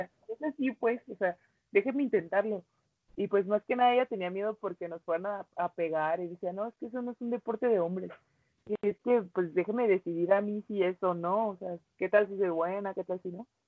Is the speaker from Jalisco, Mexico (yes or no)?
no; Cuauhtémoc, Chihuahua, Mexico; also born or lived in United States; yo me vine a Cuauhtémoc con mi abuela y pues como quien dice mi abuela fue quien me crió